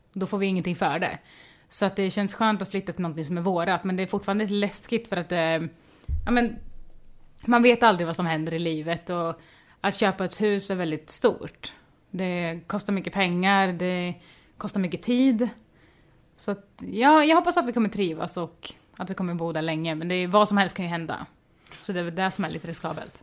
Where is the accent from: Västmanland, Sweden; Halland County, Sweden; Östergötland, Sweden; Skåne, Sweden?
Östergötland, Sweden; Mjölby; jag kommer från Mjölby, en liten håla